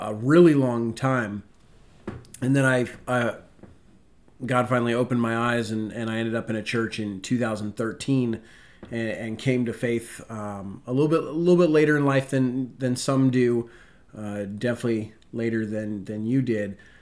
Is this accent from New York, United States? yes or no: no; Spokane, Washington, United States; moved away as an adult; now in Virginia, United States; I'm originally from Washington State, the wonderful city of Spokane.